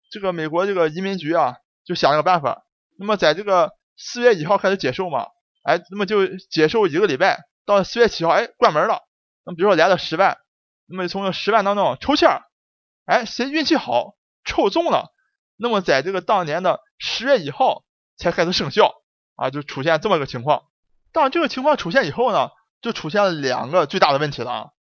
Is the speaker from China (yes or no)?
yes; Dalian, Liaoning, China; accent: Dalian; 下面就请大家一起跟我进入咱们大连话世界第五十七期节目